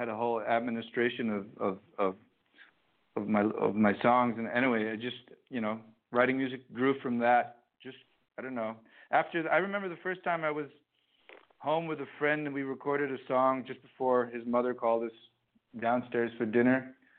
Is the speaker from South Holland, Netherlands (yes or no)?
no; Amsterdam, North Holland, Netherlands; And then, and I guess he didn't realize I was from Amsterdam.